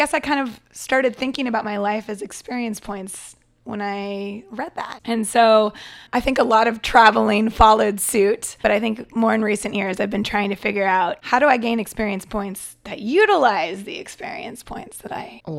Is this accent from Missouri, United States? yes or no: no; Portland, Oregon, United States; also born or lived in Seattle / New York; now in Taiwan; I grew up in Portland, Oregon. Went to school in Seattle, Washington. So I claim the West Coast, but I did move to Taiwan from New York.